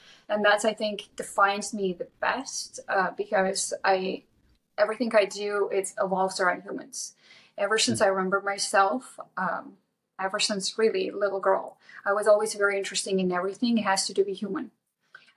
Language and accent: English; Lithuania; moved away as an adult; now in United States; I grew up in Lithuania. So I got here when I was 19 on my own.